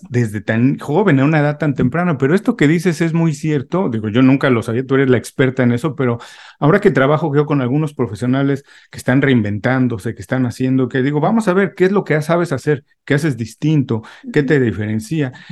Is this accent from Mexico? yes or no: yes; Mexico; Yo siendo mexicano